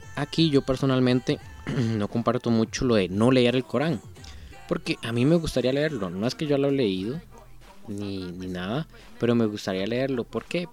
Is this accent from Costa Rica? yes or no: yes; Costa Rica; yo soy tico, yo soy de Costa Rica